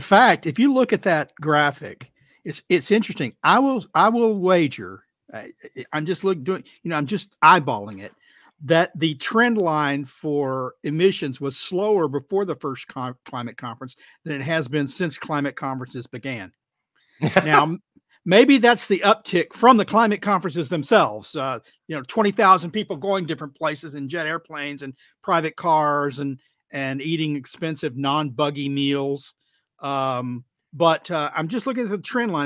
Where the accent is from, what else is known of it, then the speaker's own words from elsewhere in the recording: Texas, United States; I'm Texan